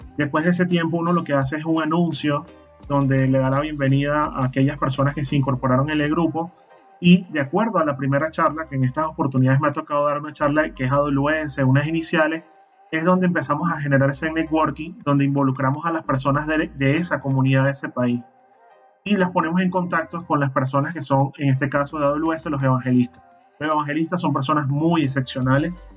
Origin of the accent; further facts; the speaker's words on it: Maracay, Aragua, Venezuela; moved away as an adult; now in Panama; mi ciudad natal, en Maracay, en el estado de Aragua, fundamos el grupo de usuarios de Linux de Maracay.